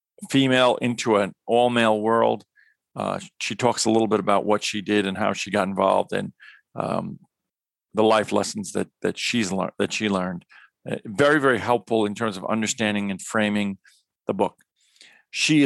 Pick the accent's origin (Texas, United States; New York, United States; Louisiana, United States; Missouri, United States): New York, United States; in addition to being a New Yorker like myself